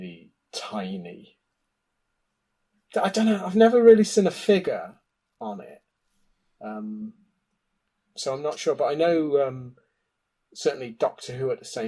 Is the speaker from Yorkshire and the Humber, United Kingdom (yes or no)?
no; Oxford, South East England, United Kingdom; I grew up in Oxford, which is quite a large university city